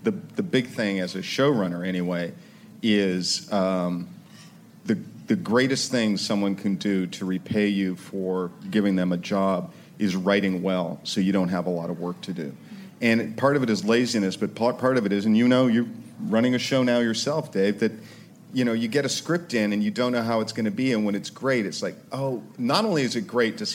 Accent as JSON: {"language": "English", "country": "Canada", "tie": "born or raised there", "also_born_or_lived": "New York", "moved": "yes", "said": "I am Canadian by birth"}